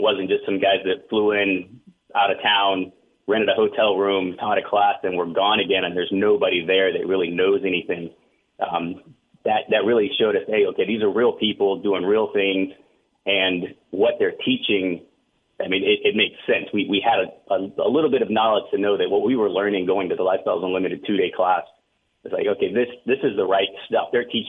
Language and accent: English; San Antonio, Texas, United States; born there; My family's from Texas. I was born here in San Antonio, and my parents at the time lived down in Corpus.